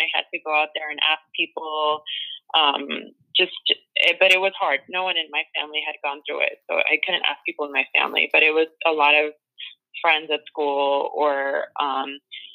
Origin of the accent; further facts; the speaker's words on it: Los Angeles, California, United States; I was born in the San Fernando Valley. I'm from Mission Hills, California